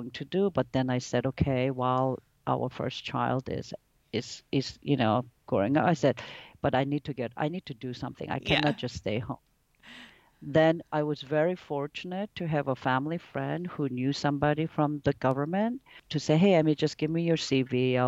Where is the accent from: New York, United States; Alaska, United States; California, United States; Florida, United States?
New York, United States; moved away as an adult; also born or lived in Korea / Italy / Singapore; I was born in Korea, but I grew up in New York